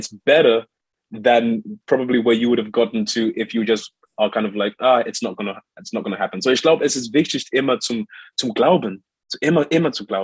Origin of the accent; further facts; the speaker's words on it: Zimbabwe; born there; German is a second language; moved away; so ich bin in Zimbabwe geboren, aber das letzte Mal, dass ich, dass ich in Zimbabwe war, vor dieser Reise, war äh, fünf Jahre. Seit, ich war seit, you know, fünf Jahre nicht in meinem Heimatland